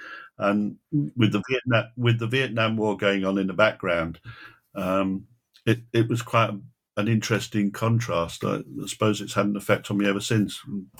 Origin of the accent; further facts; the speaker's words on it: Manchester, North West England, United Kingdom; When I was growing up in Manchester on our black and white television, we used to see Basil Little Heart quite often.